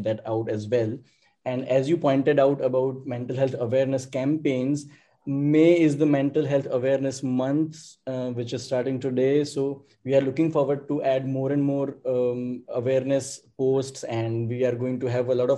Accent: Gujarat, India; I am from India, in the state of Gujarat

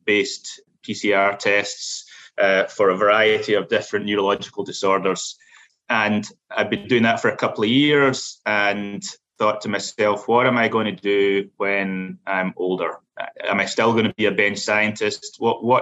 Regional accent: Glasgow, Scotland, United Kingdom; moved away as an adult; now in United States; I'm originally from Scotland, specifically from Glasgow.

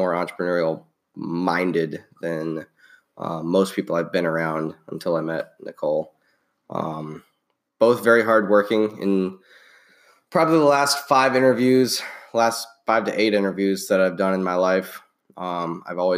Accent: Midwest, United States; moved away; Both from the Midwest

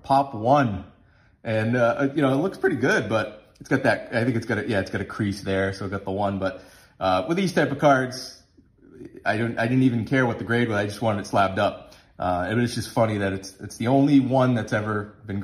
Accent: Massachusetts, United States; we grew up in Massachusetts

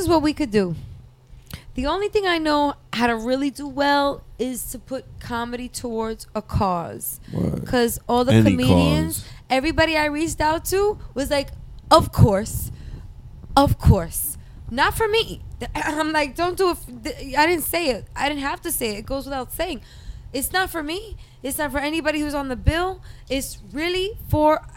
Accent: New York City, New York, United States; I'm from Brooklyn

